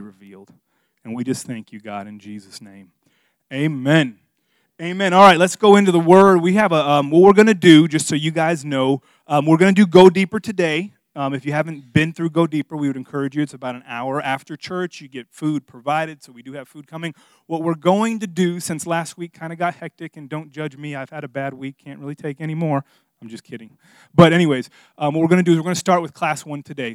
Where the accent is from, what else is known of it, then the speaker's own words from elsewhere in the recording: Miami, Florida, United States; moved away; I'm from Miami, in case you guys don't know, and, and, and I'm Hispanic